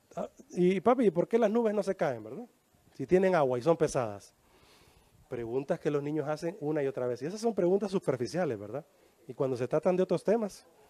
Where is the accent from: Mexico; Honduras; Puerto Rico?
Honduras; Así decimos en Honduras